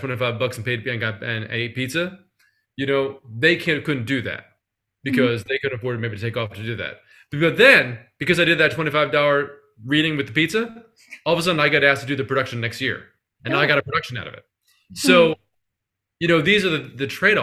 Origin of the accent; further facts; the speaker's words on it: Philadelphia, Pennsylvania, United States; I'm from Philadelphia